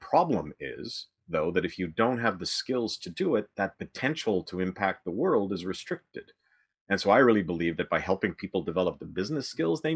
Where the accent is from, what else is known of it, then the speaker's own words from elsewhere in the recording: Western Canada, Canada; now in Toronto, Canada; I grew up in Western Canada, and now I live in Toronto.